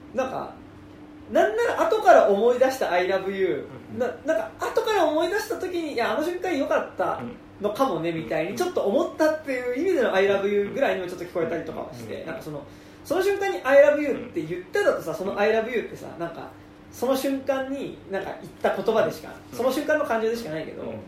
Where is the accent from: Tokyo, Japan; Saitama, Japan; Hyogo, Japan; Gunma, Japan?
Tokyo, Japan; 俺らが東京生まれ